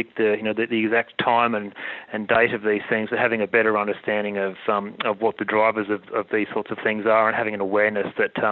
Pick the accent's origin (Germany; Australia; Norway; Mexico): Australia; as an Australian